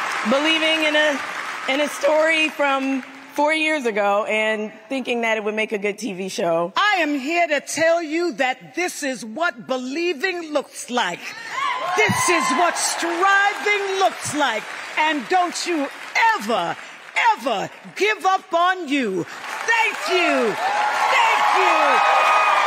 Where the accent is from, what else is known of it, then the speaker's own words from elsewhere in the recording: Philadelphia, Pennsylvania, United States; I'm a Philadelphian. I am going to celebrate with my city